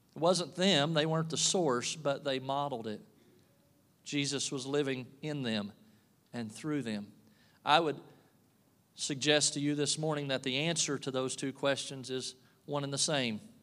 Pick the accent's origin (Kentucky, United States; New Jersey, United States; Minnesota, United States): Kentucky, United States; moved away as an adult; now in Pittsfield, United States; I'm from Kentucky